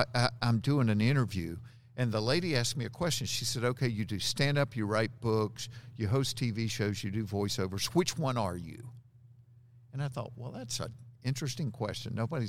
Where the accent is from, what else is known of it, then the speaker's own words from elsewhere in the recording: Georgia, United States; Growing up in Georgia, I don't say that.